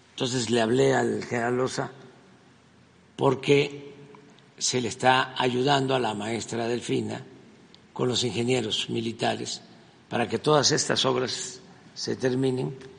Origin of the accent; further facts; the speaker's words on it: Mexico; eso es lo que somos los mexicanos hoy, de todas nuestras culturas de México